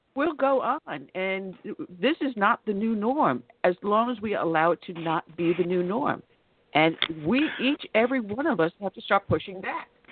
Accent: Long Island, New York, United States; moved away; I grew up on Long Island

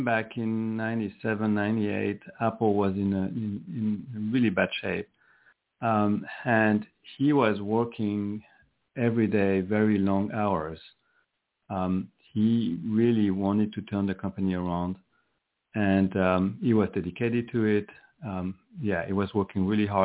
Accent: France; moved away as an adult; now in Silicon Valley, United States; I'm from Europe. I'm from France. But I have been in Silicon Valley for 31 years.

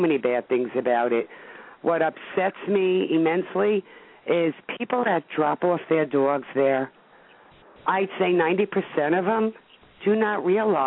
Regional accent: New York City, New York, United States; I come from Brooklyn originally

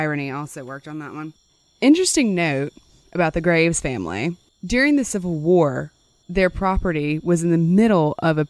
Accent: the South, United States; we're from the South

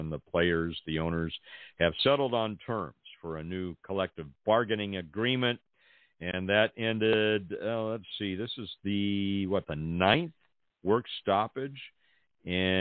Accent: Pasadena, California, United States; also born or lived in Los Angeles; now in Central California, United States; Growing up in Los Angeles, was born and raised in Pasadena

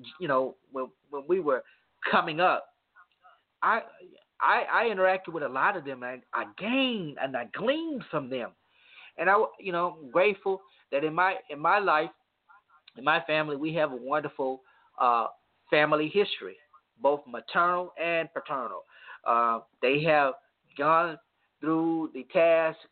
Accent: Monroe, United States; I grew up in a community called Booker T in Monroe

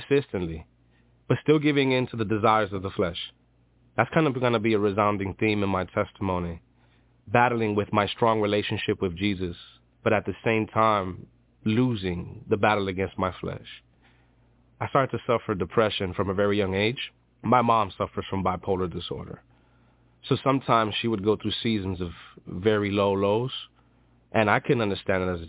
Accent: New York City, New York, United States; I'm from Dykeman. It's Manhattan, New York

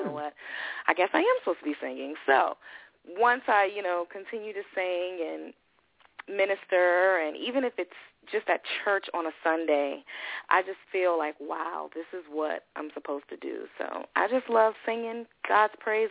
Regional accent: Richmond, Virginia, United States; moved away as an adult; now in Waldorf, Maryland, United States; I'm from Richmond, Virginia, came to the Maryland area.

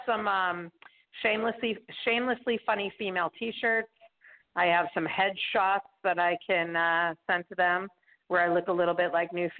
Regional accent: Marblehead, Massachusetts, United States; moved away as an adult; also born or lived in New York; now in Los Angeles, United States; I'm originally from Boston

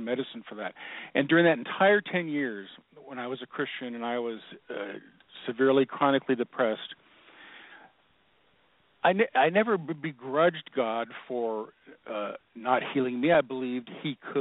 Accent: Seattle, Washington, United States; I was born and raised in Seattle

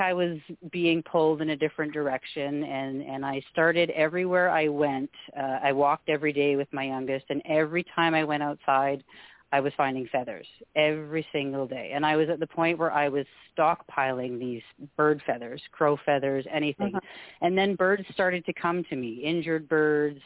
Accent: Canada; also born or lived in Alberta; We're we're a Scottish family. I'm I'm first generation Canadian

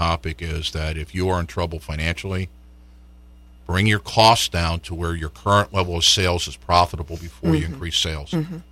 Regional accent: New York, United States; I grew up in New York

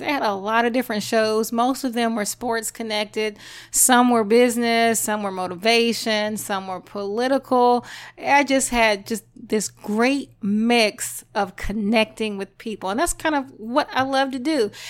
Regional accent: Louisiana, United States; I'm Creole, I'm from Louisiana

